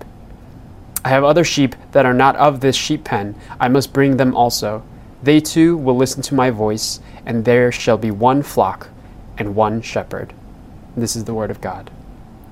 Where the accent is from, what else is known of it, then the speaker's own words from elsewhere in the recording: New York City, New York, United States; being born and raised in New York City in this area